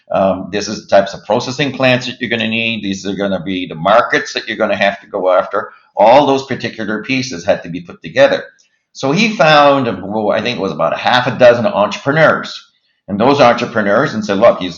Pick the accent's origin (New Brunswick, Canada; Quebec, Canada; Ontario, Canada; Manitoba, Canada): New Brunswick, Canada; Moncton; born there; I was born in Moncton, so that was the that was the, the result of that in 1958.